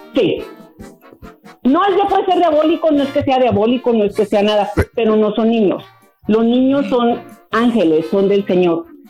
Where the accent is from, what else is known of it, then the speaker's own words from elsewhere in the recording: San Miguel de Allende, Guanajuato, Mexico; moved away; somos de San Miguel de Allende, Guanajuato